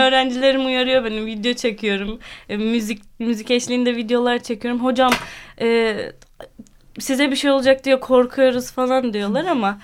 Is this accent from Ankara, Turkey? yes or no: yes; Ankara, Turkey; now in Samsun, Turkey; 28 yaşındayım. Ankara doğumluyum.